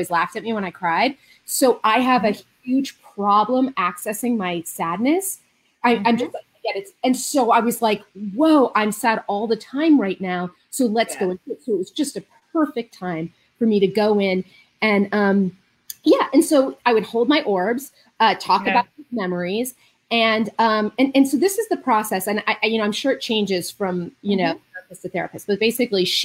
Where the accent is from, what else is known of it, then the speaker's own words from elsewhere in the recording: Marin County, California, United States; I'm a Jew from Marin County. I have been since I was 16